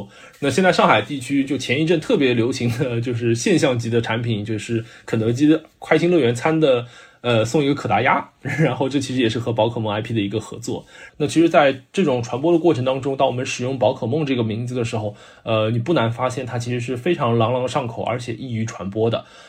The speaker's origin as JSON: {"language": "Chinese", "country": "China", "said": "如果用我们中国人翻译当中讲究的信达雅来说的话，我觉得基本都符合的啊。"}